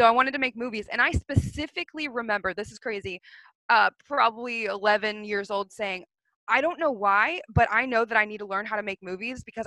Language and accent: English; Texas, United States; I grew up in Texas